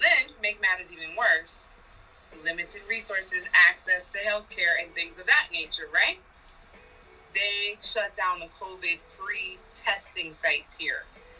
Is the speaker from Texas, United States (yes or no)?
no; New York, United States; They call me the New York girl.